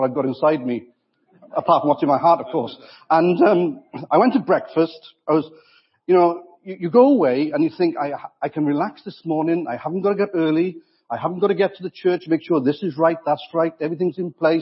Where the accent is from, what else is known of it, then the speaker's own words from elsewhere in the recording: Wales, United Kingdom; I'm also a Welshman